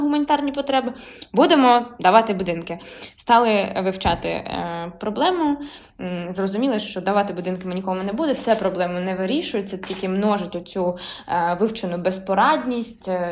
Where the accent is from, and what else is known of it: Ukraine; also born or lived in Kharkiv / Lviv Oblast